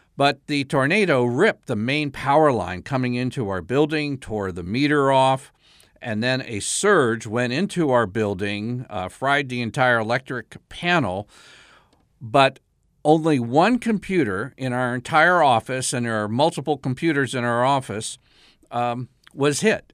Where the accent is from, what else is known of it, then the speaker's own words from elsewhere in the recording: South Carolina, United States; my home state, South Carolina